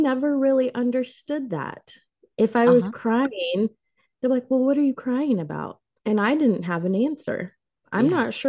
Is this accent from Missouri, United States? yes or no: no; Illinois, United States; I was born and raised here in Illinois. So all of my family is here.